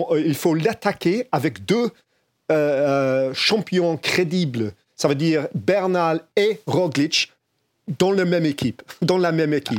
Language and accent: French; England, United Kingdom; French is a second language; chez nous en Angleterre